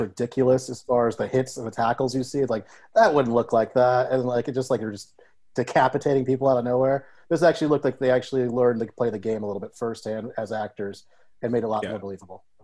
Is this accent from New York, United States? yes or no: no; Ohio, United States; also born or lived in Columbus, Ohio; I grew up in Ohio, which actually is a big football powerhouse state